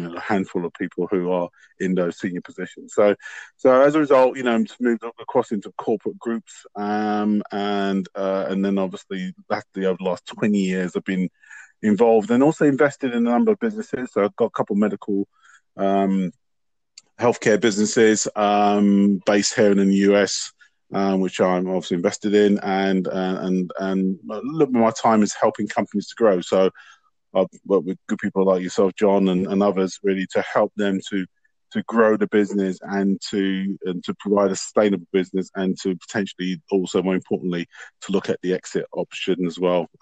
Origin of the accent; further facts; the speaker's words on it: London, United Kingdom; I was born in London